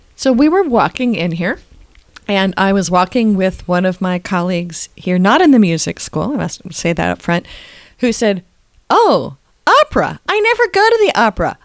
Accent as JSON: {"language": "English", "town": "San Francisco", "region": "California", "country": "United States", "tie": "born or raised there", "said": "I grew up in San Francisco"}